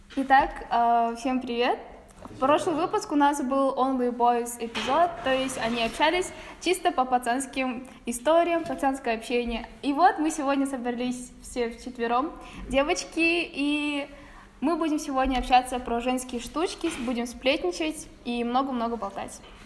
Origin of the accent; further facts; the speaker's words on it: Kazakhstan; у нас в Казахстане